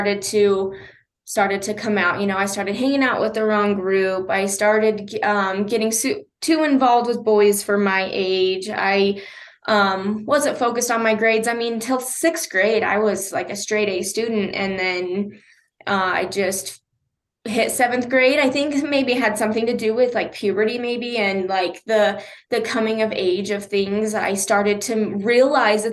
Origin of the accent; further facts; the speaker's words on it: Huntington, Utah, United States; also born or lived in Price, Utah; now in Ogden, United States; I'm originally from Price. I'm adopted. I was actually born here in Ogden and was adopted at 24 hours old, and grew up in a rural area called Huntington